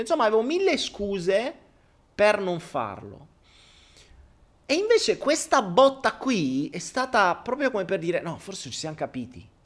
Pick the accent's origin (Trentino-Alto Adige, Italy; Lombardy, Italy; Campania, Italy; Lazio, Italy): Lazio, Italy; Rome; sono nato a Roma l'8 dicembre